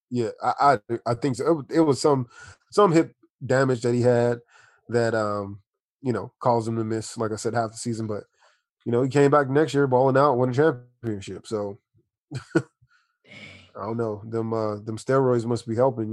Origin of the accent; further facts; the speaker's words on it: Washington, District of Columbia, United States; now in San Diego, United States; I'm from Washington D.C. originally. I uh, moved to San Diego, California in about 2000.